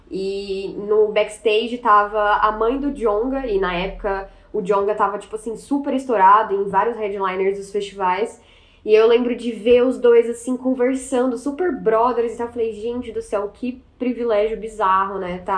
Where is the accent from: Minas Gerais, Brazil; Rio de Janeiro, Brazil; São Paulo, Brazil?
Minas Gerais, Brazil; also born or lived in Recife / Salvador; eu sou de Minas, mas meus pais são do Nordeste. Então eu morei por muito tempo em Recife e em Salvador.